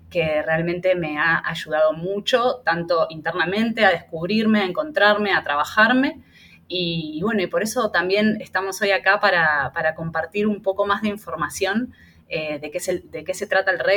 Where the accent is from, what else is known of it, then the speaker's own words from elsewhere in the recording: Argentina; moved away as an adult; now in Panama; argentina, em, tengo 38 años, vivo en Panamá hace un poquito más de tres años.